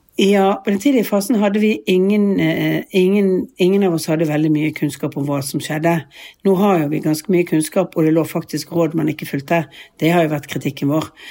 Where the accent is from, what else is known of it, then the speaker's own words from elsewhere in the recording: Bergen, Vestland, Norway; moved away as an adult; now in Oslo, Norway; vi har jo hus og bolig som vi, som vi bor i når vi er hjemme i Bergen